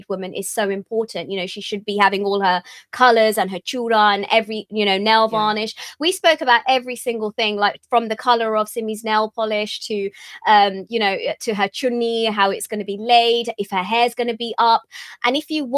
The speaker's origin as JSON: {"language": "English", "country": "United Kingdom", "said": "being British Asian actors"}